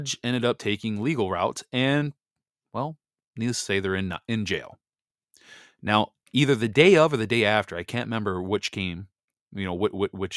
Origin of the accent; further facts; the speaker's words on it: Wisconsin, United States; moved away; my home state that I grew up in, Wisconsin